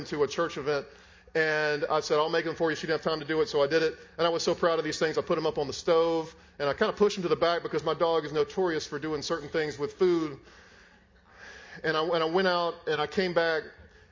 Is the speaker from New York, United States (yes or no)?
no; Raleigh, North Carolina, United States; moved away; I'm from Raleigh. My parents are there.